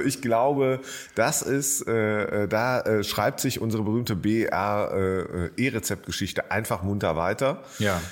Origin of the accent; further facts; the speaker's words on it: Jülich, North Rhine-Westphalia, Germany; now in Berlin, Germany; in meiner alten Heimatstadt Jülich